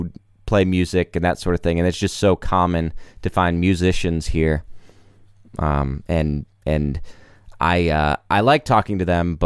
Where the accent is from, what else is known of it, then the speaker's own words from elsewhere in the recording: South Carolina, United States; now in Nashville, United States; my family lives in South Carolina